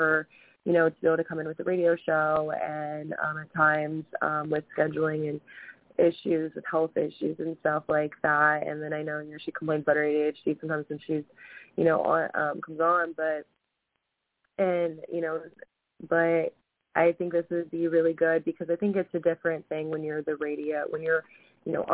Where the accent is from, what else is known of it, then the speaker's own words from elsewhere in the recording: Ohio, United States; we're from Ohio